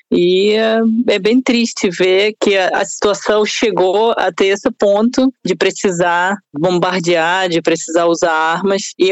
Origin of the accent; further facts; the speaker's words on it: Russia; Portuguese is a second language; moved away as an adult; now in Brazil; eu sou russa, mas eu moro no Brasil tem oito anos